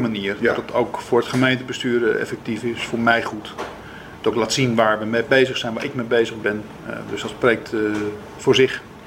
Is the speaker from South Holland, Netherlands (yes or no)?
no; Zuid-Kennemerland, North Holland, Netherlands; de regio waar ik vandaan kom, Zuid-Kennemerland, Eimond.